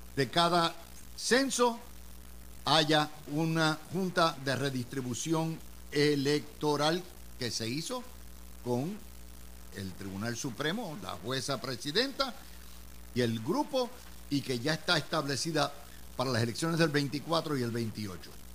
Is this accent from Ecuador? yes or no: no; Puerto Rico; moved away as an adult; now in United States; nosotros los que vivimos en los estados y nacimos en Puerto Rico